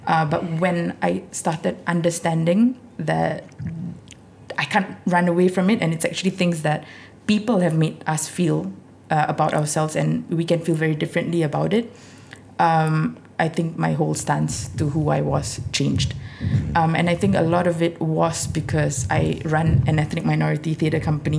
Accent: India; being Indian, being Muslim, being female, I never really realized it until at some point in my 20s or something.

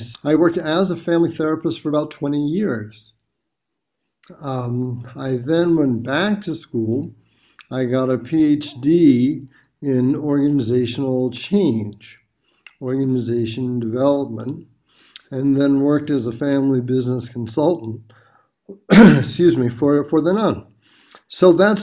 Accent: Boston, Massachusetts, United States; I'm from the Boston, Massachusetts area in the United States

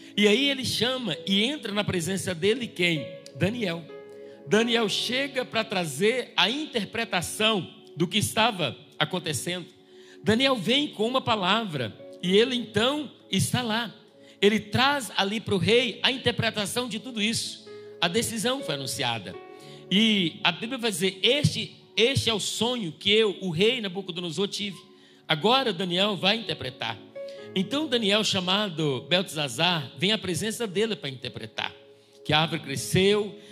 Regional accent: Bahia, Brazil; eu que sou baiana

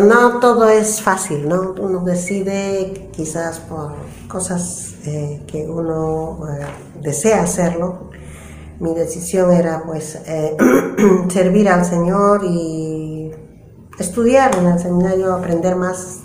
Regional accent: a place far from the city of Cusco, Peru; mi tierra era lejos a la ciudad del Cusco, entonces solamente la universidad había en el Cusco y en mi tierra no había, entonces teníamos que dejar mi tierra de todas maneras y venir al departamento de Cusco para estudiar.

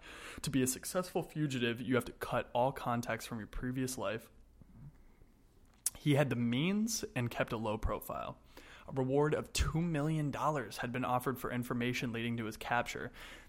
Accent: Santa Monica, California, United States; Santa Monica, California, my hometown

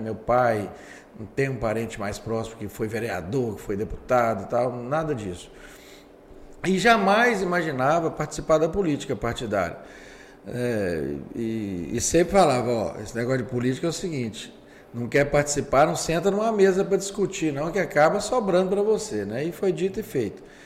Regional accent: Governador Valadares, Minas Gerais, Brazil; sou nascido em Valadares, aliás, o primeiro prefeito nascido em Valadares.

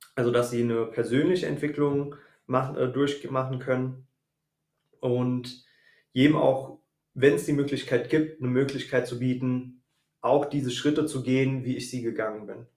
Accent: the Frankfurt commuter belt, Hesse, Germany; moved away as an adult; also born or lived in Wiesbaden area; now in Wiesbaden, Germany; komme ursprünglich ähm, aus dem Speckgürtel von Frankfurt und lebe jetzt seit fünf Jahren, sechs Jahren hier im Wiesbadener Raum

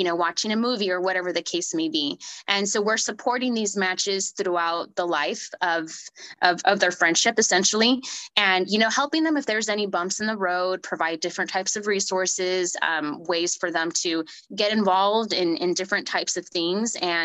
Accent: Sanger, California, United States; I'm originally from Sanger, which possibly no one has ever heard of, unless if you're from the Central Valley

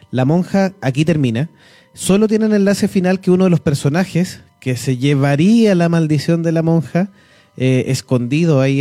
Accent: Chile; también la tenemos la cultura chilena

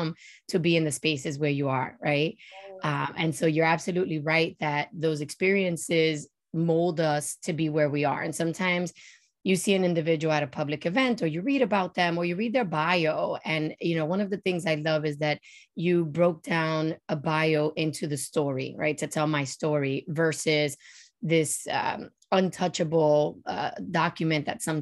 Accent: New York City, New York, United States; I was born and raised in El Barrio in New York City, in the projects on the 13th floor

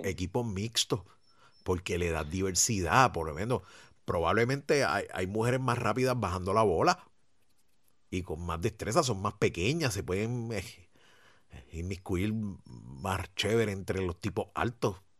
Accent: Puerto Rico; Aquí en Puerto Rico

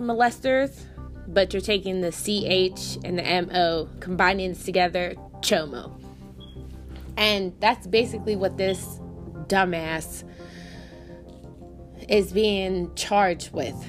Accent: Pittsburgh, Pennsylvania, United States; I'm from Pittsburgh.

